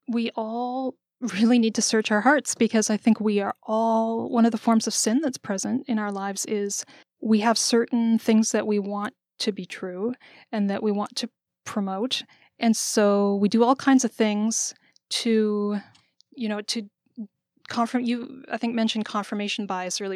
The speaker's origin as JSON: {"language": "English", "country": "Canada", "tie": "born or raised there", "moved": "yes", "lives_now": "United States", "said": "I was born and raised in Canada"}